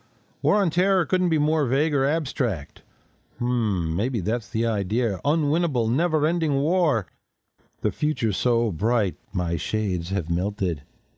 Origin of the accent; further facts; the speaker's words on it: Canada; now in Melbourne, Australia; Here in Australia, I'm a Canadian who lives in Melbourne, they have an interesting mix, public-private.